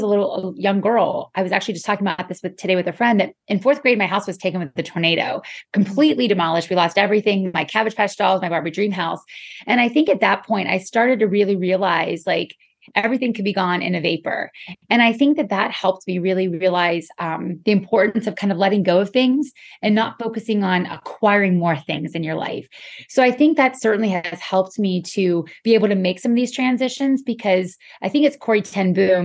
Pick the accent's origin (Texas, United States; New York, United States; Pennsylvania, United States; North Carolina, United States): Pennsylvania, United States; Western; now in Florida, United States; I'm originally from Western Pennsylvania, but I'm a Florida girl through and through